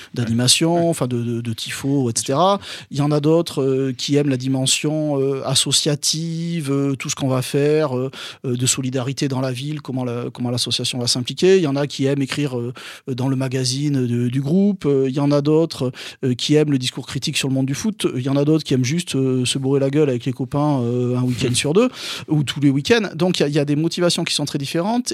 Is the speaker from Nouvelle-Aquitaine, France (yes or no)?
yes; Bordeaux, Nouvelle-Aquitaine, France; je suis de Bordeaux, je, j'allais au stade à, à À Bordeaux